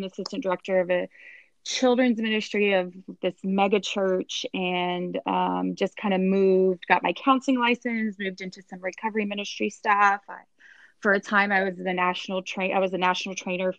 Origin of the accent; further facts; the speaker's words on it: San Antonio, Texas, United States; moved away as an adult; also born or lived in Florida; I am born and raised in San Antonio, Texas